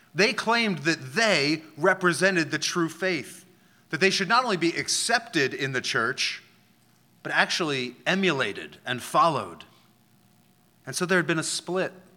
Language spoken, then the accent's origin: English; Philadelphia, Pennsylvania, United States; moved away; I'm from Philadelphia